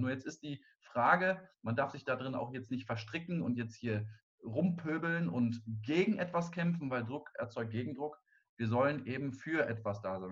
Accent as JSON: {"language": "German", "country": "Germany", "also_born_or_lived": "Cologne", "said": "Wir als Deutsche"}